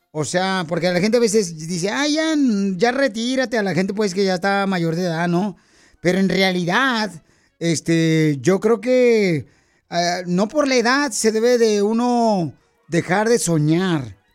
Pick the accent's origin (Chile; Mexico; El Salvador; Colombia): Mexico; Tabasco; now in Denver, United States; Porque ¿a qué venimos de Tabasco?